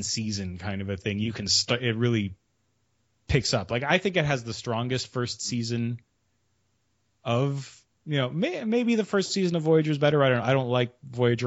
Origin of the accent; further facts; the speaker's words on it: Canada; I'm Canadian